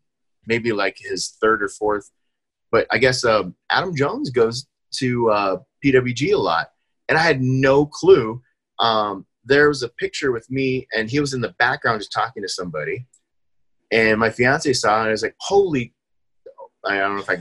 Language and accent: English; Philippines; because I'm Filipino, we definitely love … because the new lead singer for … is Filipino.